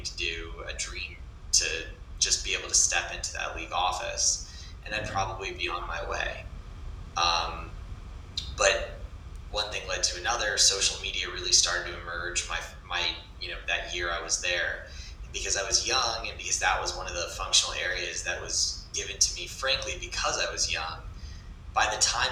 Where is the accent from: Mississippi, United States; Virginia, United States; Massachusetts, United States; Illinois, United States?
Massachusetts, United States; a small town south of Boston; I'm from a small town south of Boston, but We all just claim the city